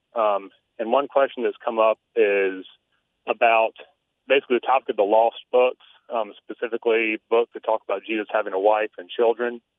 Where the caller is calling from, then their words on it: Savannah, Georgia, United States; I'm calling from Savannah, Georgia